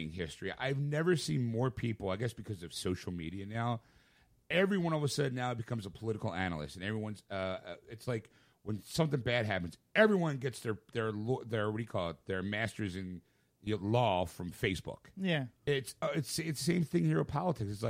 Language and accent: English; Rhode Island, United States; So I'm from Rhode Island.